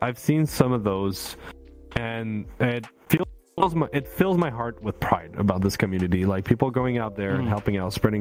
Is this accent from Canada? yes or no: yes; Canada; I'm the Canadian here